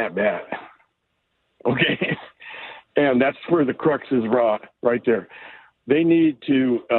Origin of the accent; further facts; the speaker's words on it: Bay Area, California, United States; now in Bellingham, United States; I'm in my mid-70s, and I grew up in the Bay Area